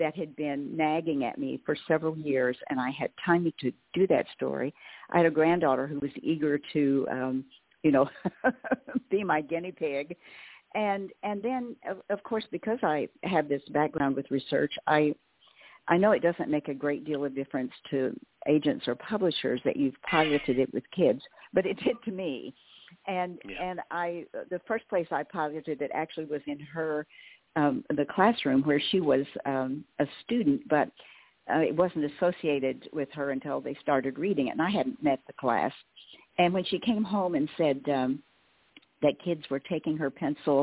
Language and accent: English; Western Oklahoma, United States; I grew up in Western Oklahoma